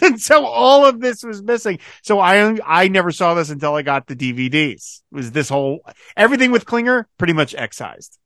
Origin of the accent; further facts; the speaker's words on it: Philadelphia, Pennsylvania, United States; I'm from Philadelphia myself